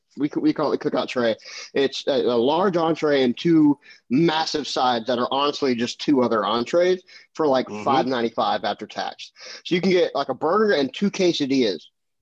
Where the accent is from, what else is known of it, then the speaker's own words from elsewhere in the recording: Nashville, Tennessee, United States; Bro, I'm from Nashville, Tennessee.